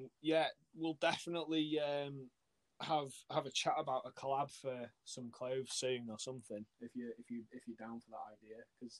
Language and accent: English; Wales, United Kingdom; accent: a bit of a Yorkshire twang; also born or lived in Yorkshire; my accent's really cool, weird, because like, I'm from Wales, but I moved to Yorkshire for 4 years and then I moved back. So I've kind of got a bit of a Yorkshire twang, but because I'm from North Wales, I don't have that proper stereotypical Gavin and Stacey sort of accent.